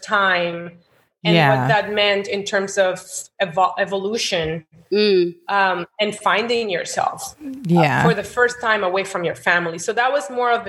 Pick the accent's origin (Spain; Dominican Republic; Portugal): Dominican Republic; Santo Domingo; English is a second language; moved away as an adult; also born or lived in New Jersey / New York; I was born in Jersey and raised in Santo Domingo.